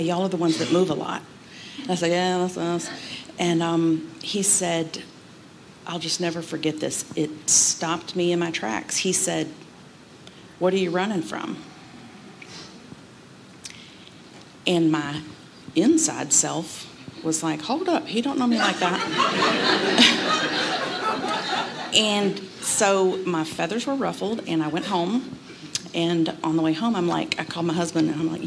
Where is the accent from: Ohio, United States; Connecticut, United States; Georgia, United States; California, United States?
Georgia, United States; Atlanta; moved away as an adult; also born or lived in St. Louis / Belleville / Tampa / Nashville; I'm born and raised in Atlanta